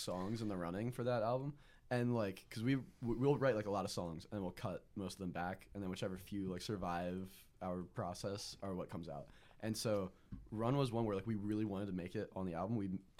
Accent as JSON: {"language": "English", "town": "Ardmore", "region": "Pennsylvania", "country": "United States", "tie": "born or raised there", "said": "there's this one bar in my hometown called the Rusty Nail in Haverford, I guess, Ardmore."}